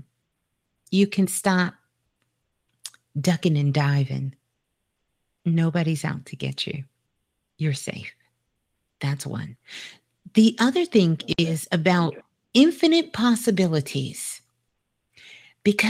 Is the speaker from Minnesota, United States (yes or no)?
no; New York City, New York, United States; I'm a Brooklyn girl. I was born in Brooklyn, so got a lot of Brooklyn love